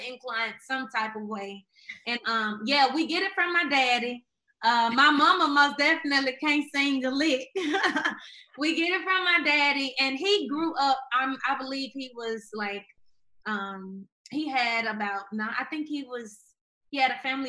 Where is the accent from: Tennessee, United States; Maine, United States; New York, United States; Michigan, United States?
Tennessee, United States; Memphis; I grew up in Memphis, Tennessee